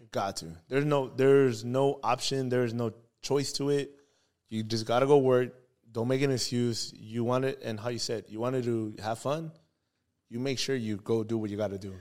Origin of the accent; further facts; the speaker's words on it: Baldwin Park, California, United States; we're from Baldwin Park. I'm from Baldwin